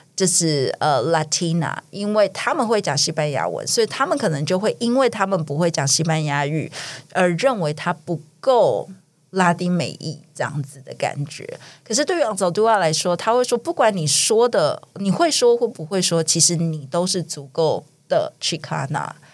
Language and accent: Chinese; Taiwan; moved away as an adult; 我在国外留学几年之后回来，有一天回台湾嘛，放暑假回台湾